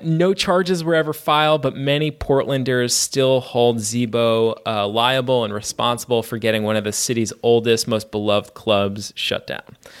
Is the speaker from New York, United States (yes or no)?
yes; New York, United States; I grew up in New York as an East Coast kid